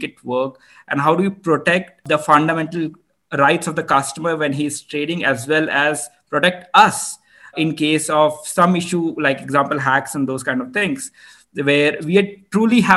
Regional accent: India; I'm Indian

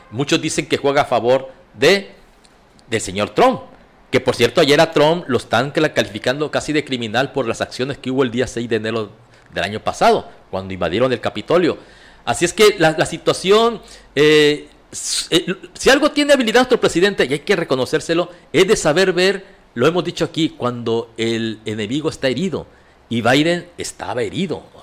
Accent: Mexico; los mexicanos pensamos como los gringos

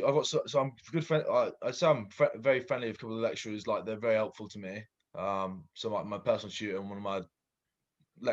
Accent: Maidenhead, South East England, United Kingdom; I grew up in Maidenhead, the age of six.

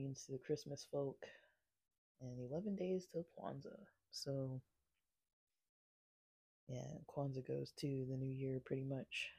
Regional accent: United States; I'm American born

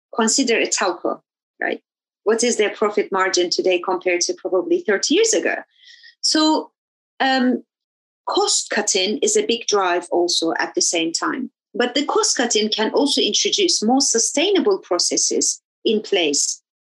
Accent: Turkey; now in London, United Kingdom; I grew up in in Turkey

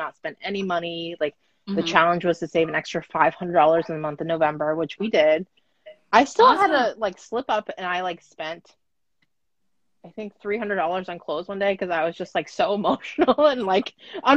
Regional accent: United States; I'm Japanese American

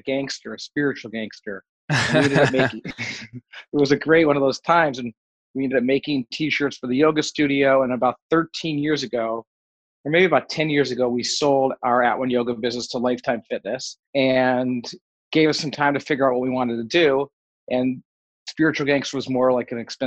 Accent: Detroit, Michigan, United States; moved away as an adult; also born or lived in Nashville / Los Angeles; I grew up in Detroit

